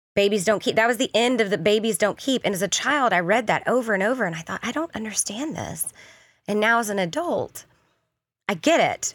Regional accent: the South, United States; moved away as an adult; now in Kansas City, United States; I grew up in the South, born and raised, but this is, Kansas City is home

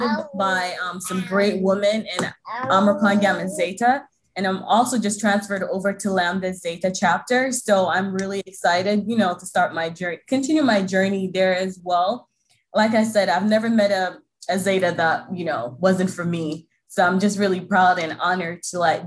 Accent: New York, United States; moved away; we're originally from New York.

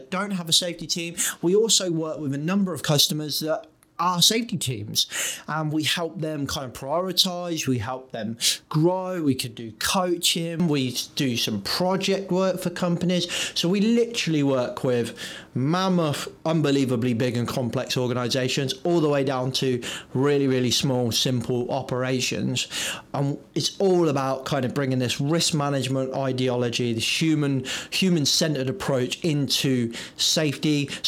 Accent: England, United Kingdom; I was born in England, but I am very much British

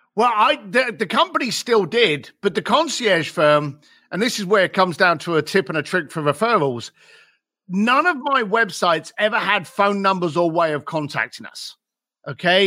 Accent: London, United Kingdom; I was raised in East London.

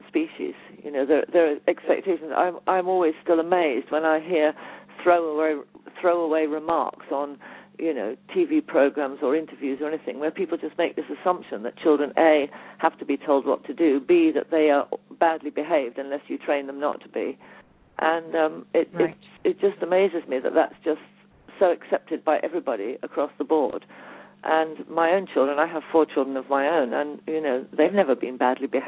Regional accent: Leiston, East of England, United Kingdom; I was born in Summerhill, so I spent a lot of time there.

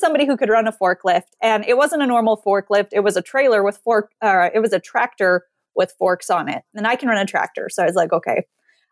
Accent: Montana, United States; I grew up in Montana.

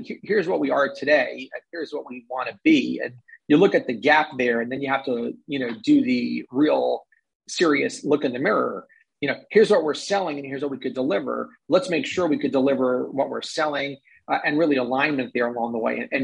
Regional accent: New York, United States; I'm a New Yorker

